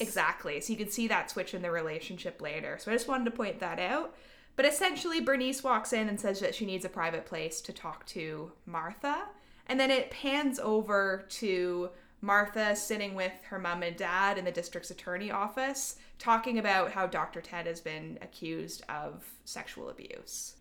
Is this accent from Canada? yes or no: yes; Canada; we're Canadian